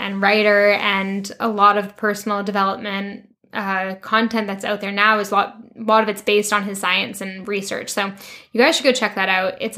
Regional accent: Canada; moved away as an adult; also born or lived in London, United Kingdom / France; now in Vancouver, Canada; go back to Canada

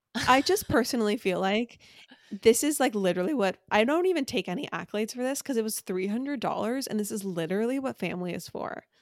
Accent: Orange County, California, United States; born or raised there

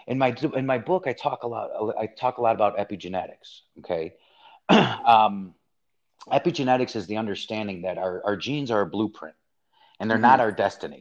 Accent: Chicago, Illinois, United States; I grew up in Chicago

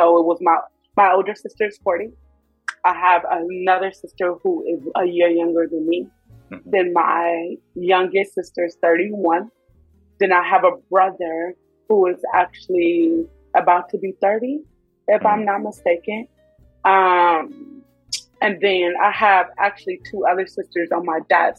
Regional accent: Inglewood, California, United States; also born or lived in East Coast; I'm from Inglewood. Los Angeles, California, born and raised.

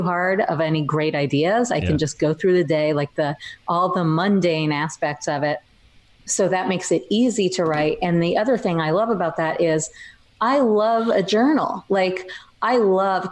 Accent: New York, United States; memoir about growing up in New York as a dork.

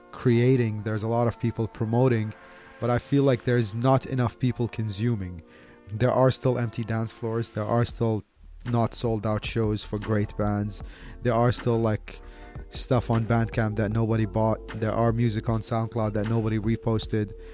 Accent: Baghdad, Baghdad Governorate, Iraq; also born or lived in Delhi, India / Bombay, India; now in India; I'm originally from Iraq. I was born in Baghdad. My family moved to India in the 90s I lived in Delhi for about like 18 years, lived in Bombay for three years.

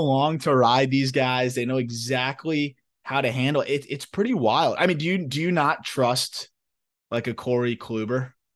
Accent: Florida, United States; my home state of Florida

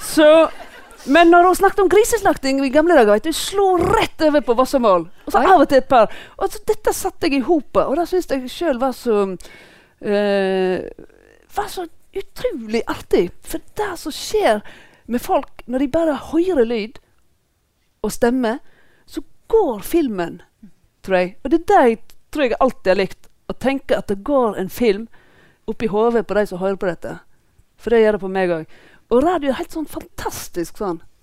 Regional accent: Voss, Vestland, Norway; jeg er fra Voss

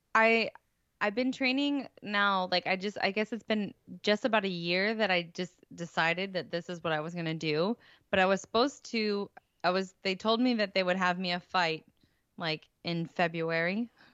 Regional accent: St. Louis, Missouri, United States; It was gonna be in my hometown

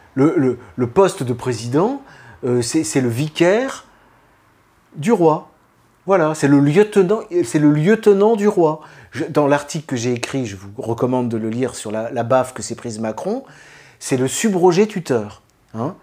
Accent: France; en tant que Français

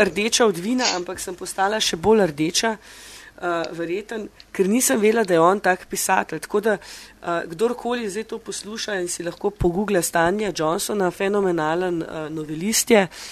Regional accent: Slovenia; moved away as an adult; now in London, United Kingdom

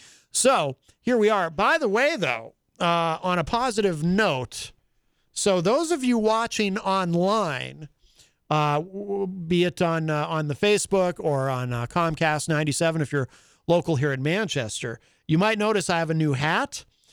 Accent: Ireland; well, I'm Irish. Do I have a big head?

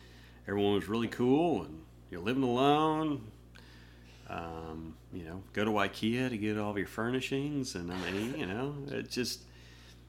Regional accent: Norman, Oklahoma, United States; moved away as an adult; also born or lived in Linköping, Sweden / England; now in Nashville, United States; I grew up in Norman, went

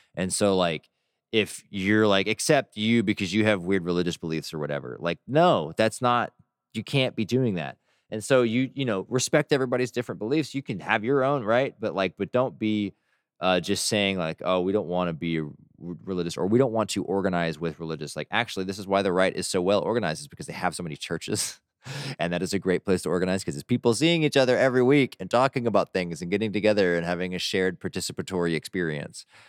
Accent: Texas, United States; as a Texan

